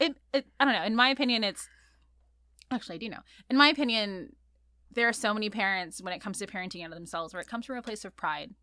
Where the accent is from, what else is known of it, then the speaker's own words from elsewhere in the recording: La Palma, California, United States; also born or lived in Santa Cruz, California / Queens, New York; I grew up in Orange County, North Orange County, a little town called La Palma